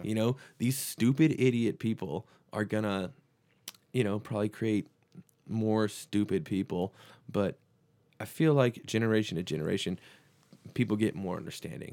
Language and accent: English; Texas, United States; we're from Texas